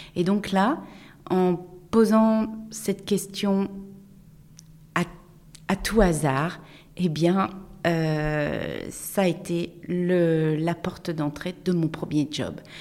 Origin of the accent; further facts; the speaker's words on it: Tours, Centre-Val de Loire, France; je suis née à Tours, j'ai fait mes, toutes mes études à Tours